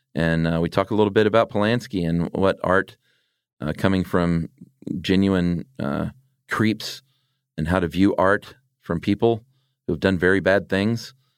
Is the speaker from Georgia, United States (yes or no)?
yes; Stone Mountain, Georgia, United States; me growing up in Stone Mountain